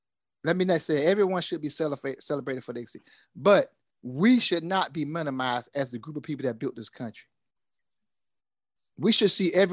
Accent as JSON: {"language": "English", "country": "United States", "said": "I'm American"}